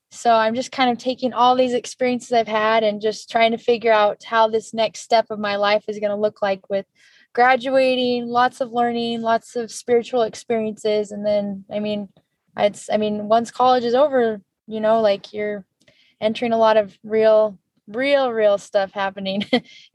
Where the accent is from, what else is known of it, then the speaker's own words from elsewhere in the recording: Santa Clara, Utah, United States; also born or lived in California / St. George, Utah; raised just in St. George and Santa Clara area